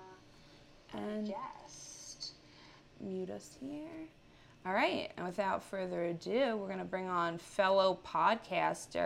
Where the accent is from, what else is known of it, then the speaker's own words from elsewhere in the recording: Centereach, New York, United States; that's in Senham Riches, my hometown